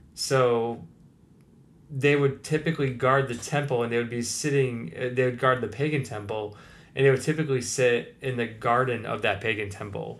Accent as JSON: {"language": "English", "country": "United States", "said": "as an American"}